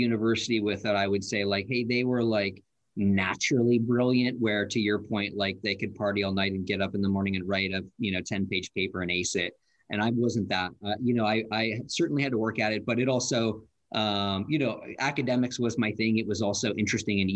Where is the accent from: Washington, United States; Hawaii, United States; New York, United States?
Washington, United States; Issaquah; I grew up in Issaquah